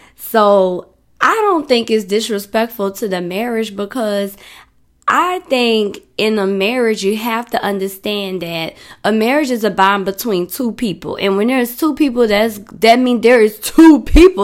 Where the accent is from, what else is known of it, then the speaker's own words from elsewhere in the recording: New Orleans, Louisiana, United States; I'm from New Orleans